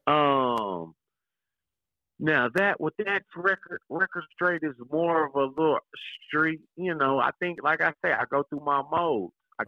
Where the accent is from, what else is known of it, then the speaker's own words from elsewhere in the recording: Kansas City, Kansas, United States; I'm from Wanda, I'm from Kansas